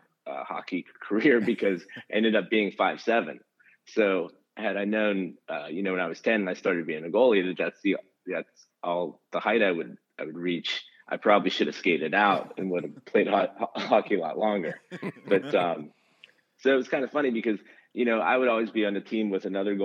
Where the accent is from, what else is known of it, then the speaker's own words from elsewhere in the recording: about an hour south of Pittsburgh, Pennsylvania, United States; now in Pittsburgh, United States; I grew up about an hour south of Pittsburgh. Actually live in the city of Pittsburgh now, but grew up an hour south